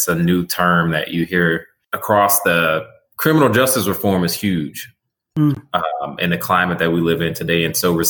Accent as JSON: {"language": "English", "town": "Terrell", "region": "Texas", "country": "United States", "tie": "born or raised there", "said": "Where I grew up at in Terrell, Texas"}